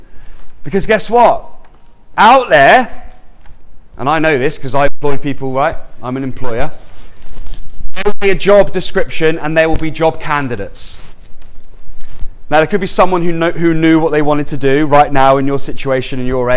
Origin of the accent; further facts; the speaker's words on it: Andover, South East England, United Kingdom; I'm like born and raised in Andover, just down the road.